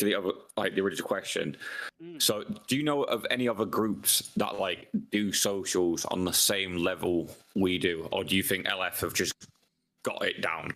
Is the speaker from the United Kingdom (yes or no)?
yes; United Kingdom; maybe it's because we're British and like we just fucking love pubs.